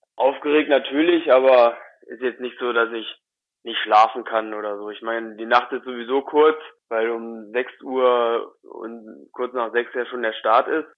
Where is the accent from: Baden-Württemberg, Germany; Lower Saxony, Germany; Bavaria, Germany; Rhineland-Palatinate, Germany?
Lower Saxony, Germany; Wolfsburg; ich bin in Wolfsburg äh, geboren und aufgewachsen, beziehungsweise in der Nähe von Wolfsburg, mehr so auf einem kleinen Dorf, zehn Kilometer von Wolfsburg weg.